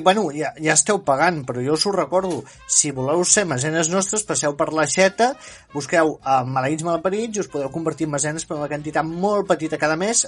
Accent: Empordà, Catalonia, Spain; Jo sóc de l'Empordà

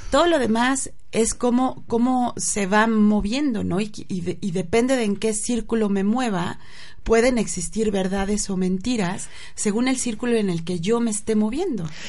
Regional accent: Mexico; los mexicanos somos así o asado

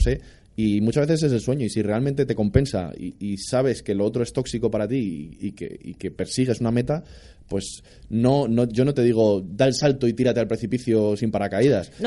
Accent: Madrid, Community of Madrid, Spain; soy de Madrid de toda la vida

